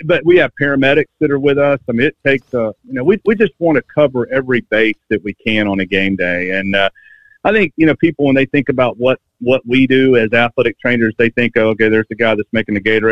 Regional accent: Georgia, United States; moved away as an adult; now in Alabama, United States; I grew up in Georgia

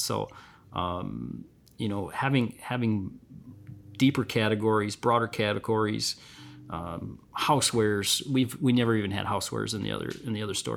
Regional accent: Vassar, Michigan, United States; I'm from Vassar, been lifelong, uh, resident here, and I wouldn't wanna be anywhere else.

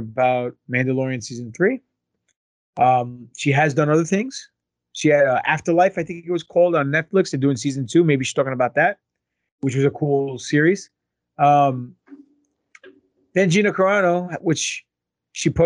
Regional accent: New York, United States; accent: New York; my New York accent

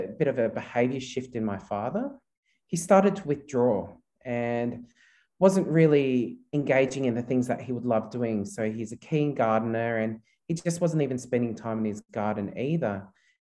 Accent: Australia; also born or lived in Philippines; My mother and father are both Filipino, and they decided to migrate to Australia back in 1984, which is quite a long time ago now. I was only 6 months at the time

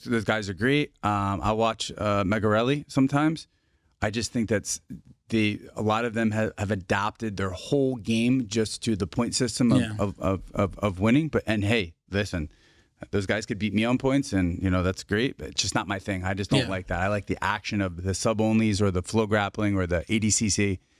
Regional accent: New Jersey, United States; I'm from New Jersey, man.

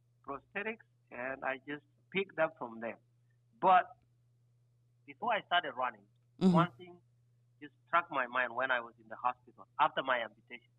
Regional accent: Kenya; moved away as an adult; also born or lived in Anchorage, Alaska, United States; now in United States; I am originally from Kenya. I came to the United States in 2008, went to University of Alaska Anchorage

